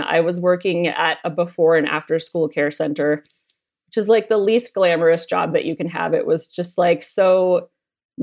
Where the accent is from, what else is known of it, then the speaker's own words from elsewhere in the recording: United States; now in Australia; growing up in America